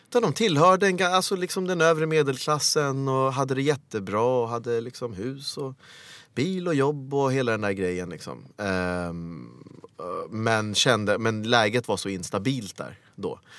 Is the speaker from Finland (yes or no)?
no; Kampala, Central Region, Uganda; born there; Jag föddes i eh, Kampala, Uganda Ehm, den 26 maj 1976.